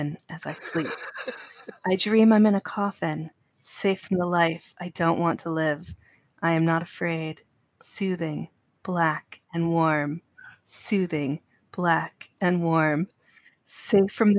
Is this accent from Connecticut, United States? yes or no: yes; Connecticut, United States; moved away; also born or lived in Oregon; growing up in Connecticut